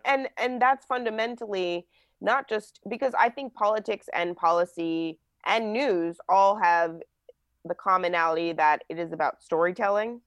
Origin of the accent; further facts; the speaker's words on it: New Jersey, United States; I grew up in New Jersey.